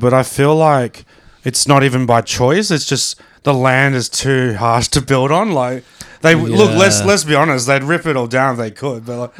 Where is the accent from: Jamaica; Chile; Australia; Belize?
Australia; Brisbane, Queensland; I'm from Sunnybank on the south side.